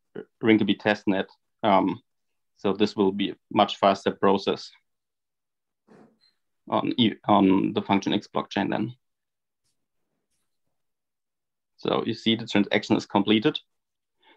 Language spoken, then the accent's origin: English; Germany; from Germany